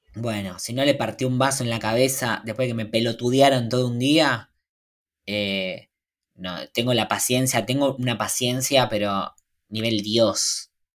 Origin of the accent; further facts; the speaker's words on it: Argentina; Soy argentino